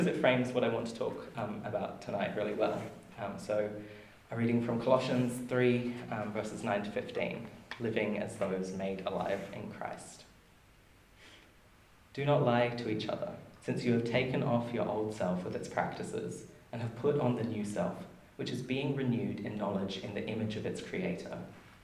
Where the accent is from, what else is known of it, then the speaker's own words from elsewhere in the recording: Marburg, Queensland, Australia; now in Wellington, New Zealand; I hail from Marburg in Queensland